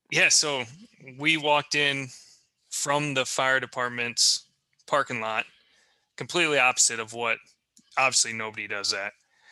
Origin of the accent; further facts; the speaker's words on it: Cedar Rapids, Iowa, United States; Yeah, I'm from Cedar Rapids. That's like a 4-hour drive, right?